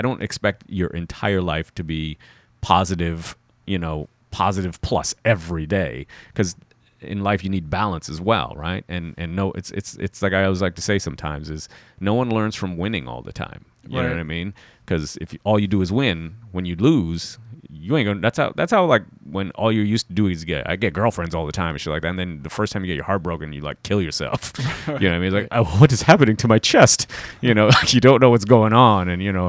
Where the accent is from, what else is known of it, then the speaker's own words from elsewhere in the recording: Toronto, Ontario, Canada; You know, I'm still from Toronto.